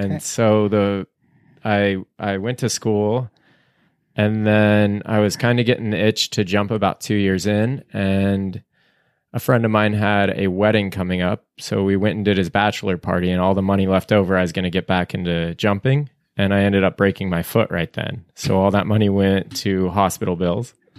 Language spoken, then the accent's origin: English; Boise, Idaho, United States; I grew up in the Boise area.